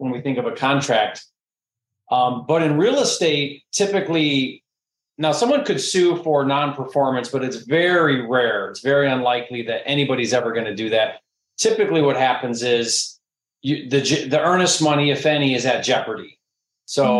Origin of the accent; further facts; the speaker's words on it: Detroit, Michigan, United States; I'm from Detroit